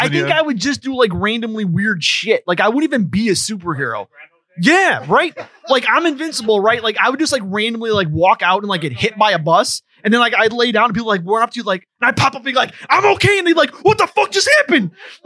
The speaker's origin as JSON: {"language": "English", "region": "Michigan", "country": "United States", "said": "I have to admit I'm from Michigan."}